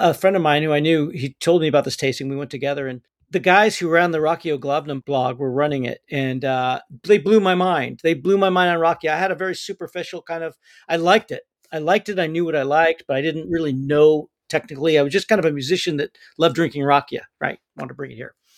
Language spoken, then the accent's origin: English; United States; I'm an American guy